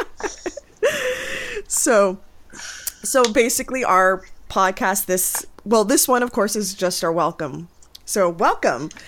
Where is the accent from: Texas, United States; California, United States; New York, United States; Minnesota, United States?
New York, United States; New York City; born or raised there; moved away as an adult; now in Pennsylvania, United States